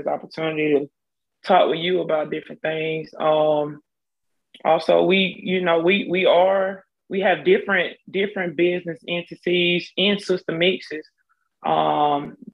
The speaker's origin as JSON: {"language": "English", "town": "Selma", "region": "Alabama", "country": "United States", "moved": "as an adult", "lives_now": "Montgomery, United States", "said": "from Selma, Alabama. I did move to Montgomery in 2006, where I attended Alabama State University"}